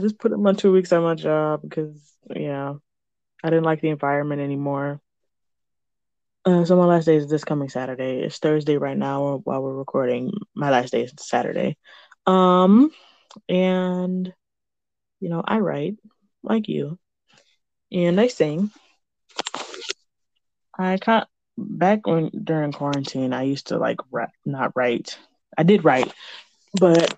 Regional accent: Michigan, United States

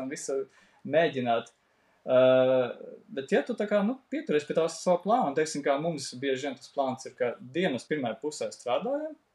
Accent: Latvia; esam latvieši

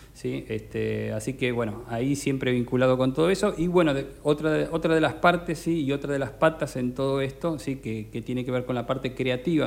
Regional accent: Necochea, Buenos Aires Province, Argentina; moved away as an adult; now in Mar del Plata, Argentina; soy necochense, estoy radicado desde que me fui a estudiar allí

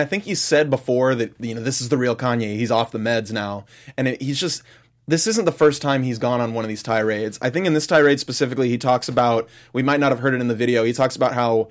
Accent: Southern California, United States; moved away; I grew up in Southern California

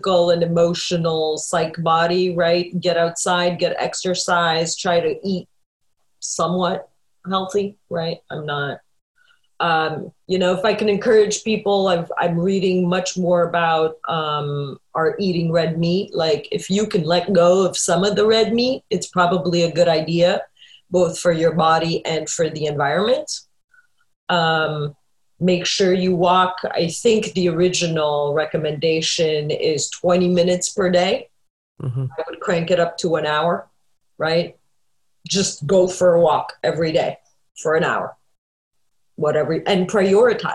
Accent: Canada; moved away; I grew up in Canada

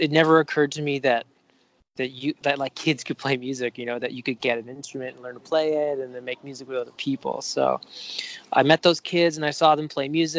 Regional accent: Vancouver, British Columbia, Canada; I grew up in Vancouver. Yeah, just on the west side of Vancouver. And aside from a year that I spent in Europe, I've lived here my whole life

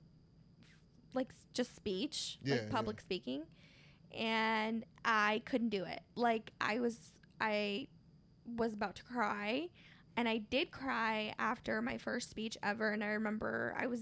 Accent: Marshalltown, Iowa, United States; also born or lived in Michoacán, Mexico (family home state); my hometown, Marshtown

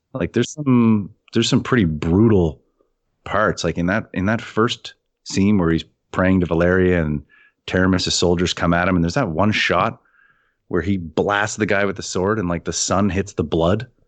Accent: Canada; as a Canadian

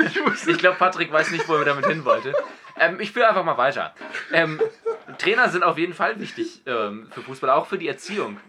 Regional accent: Hamburg, Germany; ich bin ja Hamburger

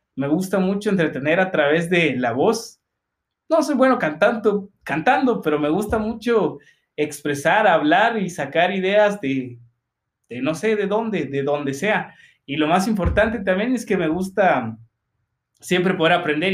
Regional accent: Guatemala; cómo somos los chapines

